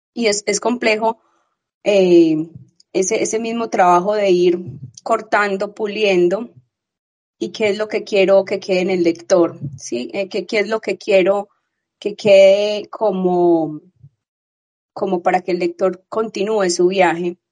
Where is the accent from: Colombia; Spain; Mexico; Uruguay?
Colombia; Medellín, Antioquia; he, nacido y he vivido aquí